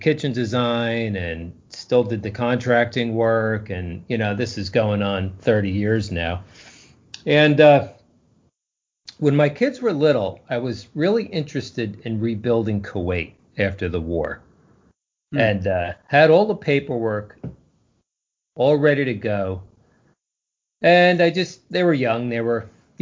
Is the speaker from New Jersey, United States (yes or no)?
yes; New Jersey, United States; moved away as an adult; also born or lived in Point Pleasant, New Jersey; now in South Carolina, United States; I grew up in New Jersey, and I've actually been in South Carolina for 16 years, so I'm almost not a Yankee anymore